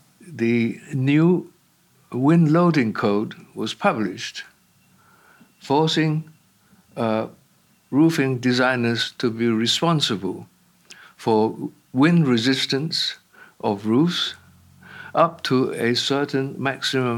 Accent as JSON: {"language": "English", "country": "Hong Kong", "tie": "born or raised there", "also_born_or_lived": "London", "moved": "as an adult", "said": "I was born and brought up in Hong Kong"}